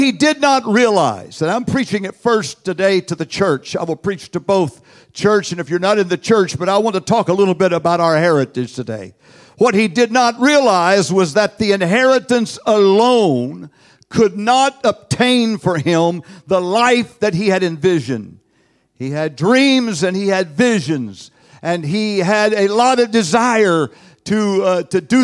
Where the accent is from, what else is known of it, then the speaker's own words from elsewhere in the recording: United States; I am from the United States of America.